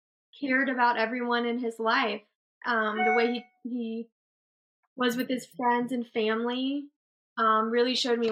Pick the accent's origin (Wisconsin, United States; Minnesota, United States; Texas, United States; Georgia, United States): Georgia, United States; Atlanta; I am originally from Atlanta, Georgia, and I am 29 years old